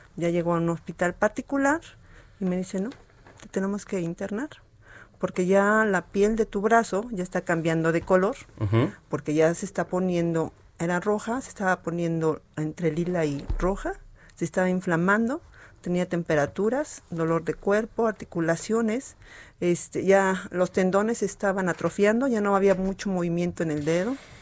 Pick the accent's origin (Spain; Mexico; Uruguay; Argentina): Mexico; como buena mexicana que somos